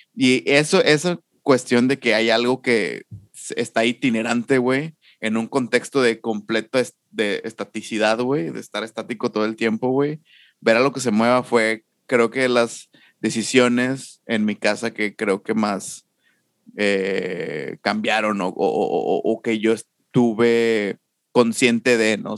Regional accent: Monterrey, Nuevo León, Mexico; crecí y Nacho y yo crecimos en Mitras

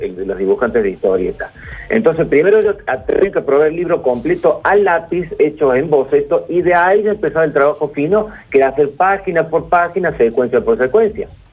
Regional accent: Córdoba, Argentina; soy cordobés y, esa estancia está aquí en Córdoba

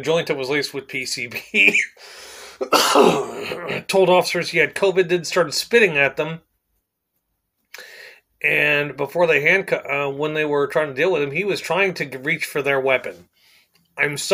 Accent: Plainview, United States; I was born in the ghetto here. I was born in Plainview, which back when I was born in 1980 was a slum

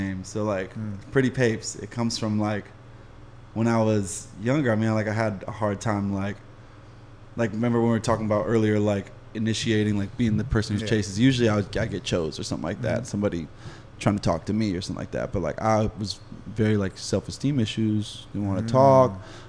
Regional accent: Laguna Niguel, California, United States; Laguna Niguel, like South County, Orange County.

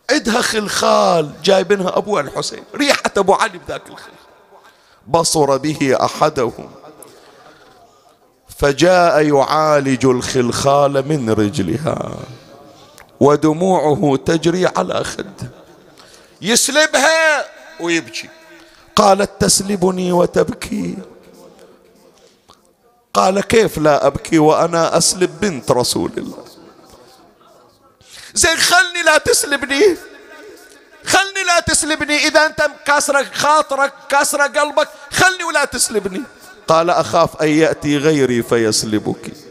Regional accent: Bahrain; أحكي لك عندنا في البحرين

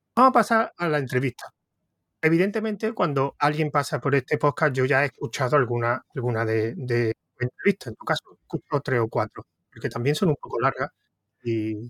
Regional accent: Córdoba, Andalusia, Spain; se nota que soy córdoba

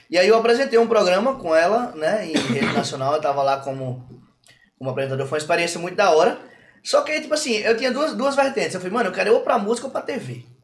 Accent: São Paulo, Brazil; eu me criei em São Paulo em baile.

